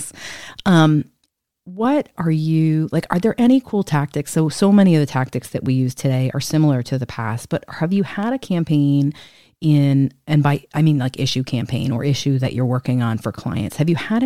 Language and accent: English; New Jersey, United States; I'm a Republican from New Jersey